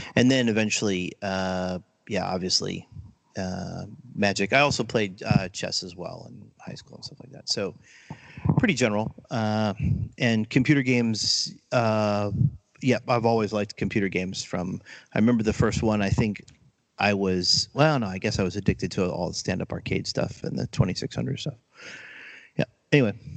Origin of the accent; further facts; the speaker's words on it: outside Allentown, Eastern Pennsylvania, United States; I grew up in Pennsylvania, uh, outside of Allentown, and uh, so I guess Eastern Pennsylvania